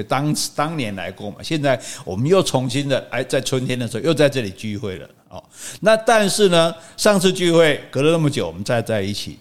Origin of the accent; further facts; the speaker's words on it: Taiwan; 我是中华民国的